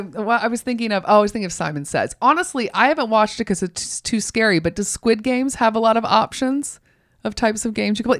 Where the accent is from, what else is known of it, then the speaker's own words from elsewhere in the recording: Augusta, Georgia, United States; I'm from Augusta.